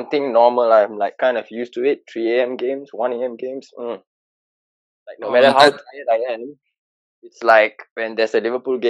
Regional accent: Singapore; I'm from Singapore, local Singaporean.

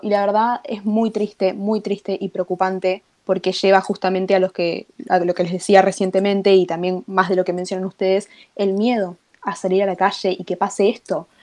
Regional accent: Argentina

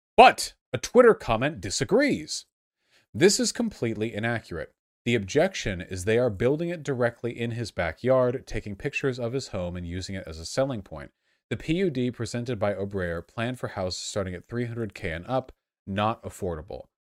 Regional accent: Los Angeles, California, United States; I grew up in Los Angeles

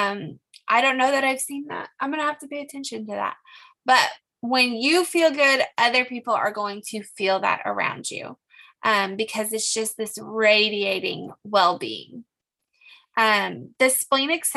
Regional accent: California, United States; I'm from California

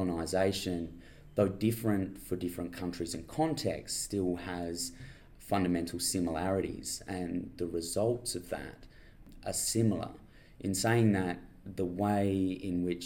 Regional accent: Mildura, Victoria, Australia; moved away as an adult; also born or lived in Bathurst, New South Wales; now in Adelaide, Australia; I was born in Bathurst in New South Wales and made my way down to Mildura, grew up there, went to high school in Victoria, and then came across to Adelaide about 7 years ago now

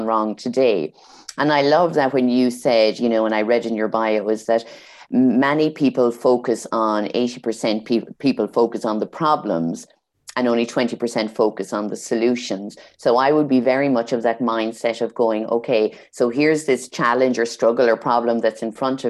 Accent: Ireland; I'm from Ireland

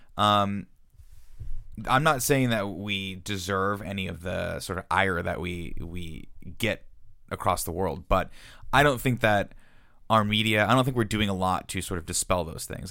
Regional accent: United States; being American

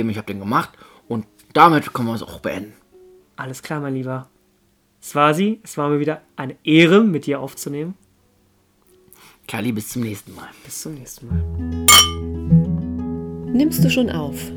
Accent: Bielefeld, North Rhine-Westphalia, Germany; aber da, sowas als Bielefelder denkt man nicht an diesen Verein.

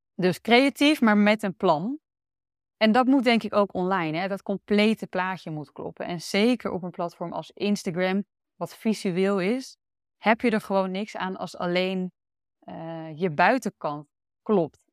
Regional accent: Almere, Flevoland, Netherlands; moved away as an adult; also born or lived in Amsterdam; now in Utrecht, Netherlands; Ik kom zelf uit Almere

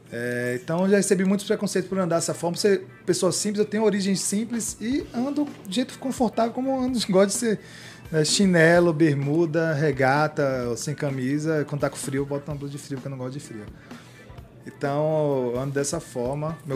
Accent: São Paulo, Brazil; a paulista mais baiana do mundo, né?

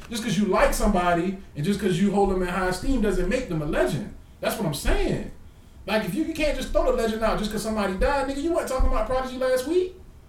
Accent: the South, United States; I'm from the South.

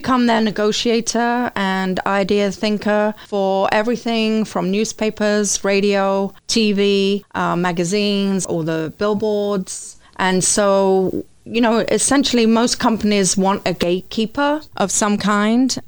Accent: London, United Kingdom; moved away as an adult; now in Flint, United States; I come from London, England

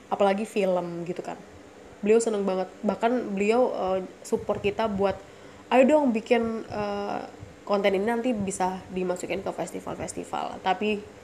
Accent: Surabaya, East Java, Indonesia; gue orang Surabaya ya maksudnya gue lahir di Surabaya besar di Surabaya dan di sidoarjo

